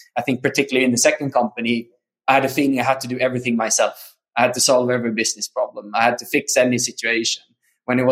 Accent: Sweden; moved away as an adult; also born or lived in South America / San Diego; I'm Swedish, born and raised in Sweden.

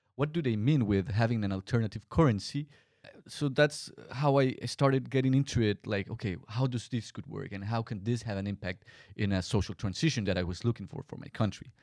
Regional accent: Colombia; moved away as an adult; my home country, Colombia

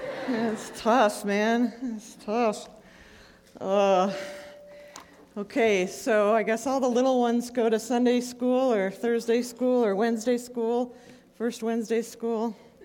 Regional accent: Buffalo, New York, United States; I grew up in Buffalo. It's really awful. Snow is a four-letter word that starts with S. And I'm just really glad to be in Phoenix.

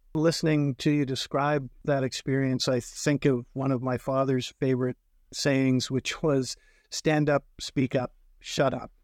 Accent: North Bay, Ontario, Canada; I had a father who was an English teacher and a vice principal in my hometown of North Bay

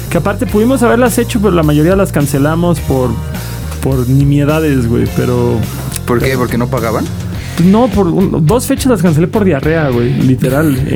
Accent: Quintana Roo, Mexico; now in Mexico City, Mexico; Hola, hola, vengo llegando de Quintana Roo, hay una tormenta tropical con la que tengo que lidiar

